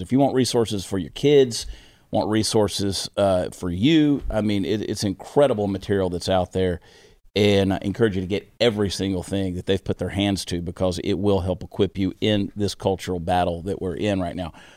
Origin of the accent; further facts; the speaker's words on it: Augusta, Georgia, United States; Augusta, Georgia, you know that's where I grew up. That's my hometown, Westside High School, class of nineteen ninety-one.